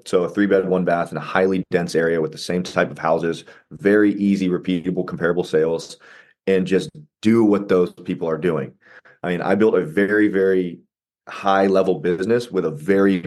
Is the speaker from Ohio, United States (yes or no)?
yes; Ohio, United States; I'm in Ohio. I've lived here my whole life.